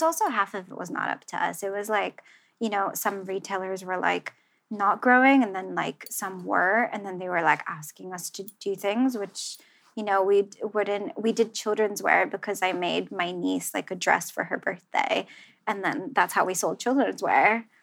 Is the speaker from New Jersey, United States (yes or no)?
yes; Central New Jersey, United States; now in London, United Kingdom; growing up in New Jersey, I did mm-hmm. not know, I didn't have anything like vintage or like, you know, it was like the mall.